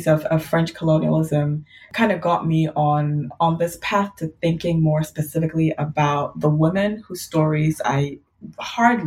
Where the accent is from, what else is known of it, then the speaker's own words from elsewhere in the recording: Ghana; now in Ann Arbor, United States; I grew up in Ghana